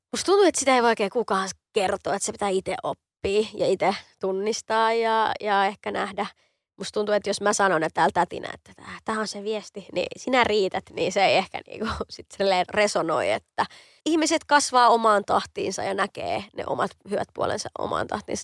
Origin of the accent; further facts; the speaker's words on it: Helsinki, Uusimaa, Finland; mähän on Kontulasta kotoisin, mä oon niin kuin lähiömuijia